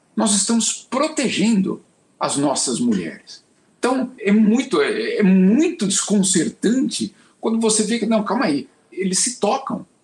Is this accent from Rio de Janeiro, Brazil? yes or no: no; São Paulo, Brazil; crescer em São Paulo na década de 80